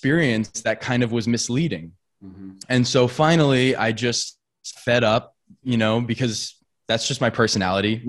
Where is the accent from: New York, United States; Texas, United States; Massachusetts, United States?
New York, United States; Long Island; We're from Long Island